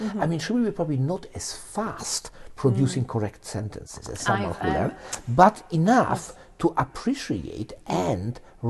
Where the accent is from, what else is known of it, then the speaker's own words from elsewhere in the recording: Poland; English is a second language; now in Edinburgh, United Kingdom; when I was growing up in Poland